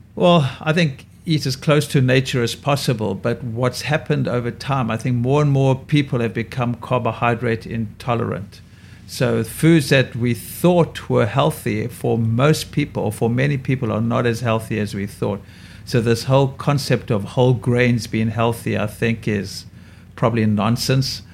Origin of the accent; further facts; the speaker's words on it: South Africa; now in New York, United States; my skin is damaged from growing up in South Africa and having too much sun.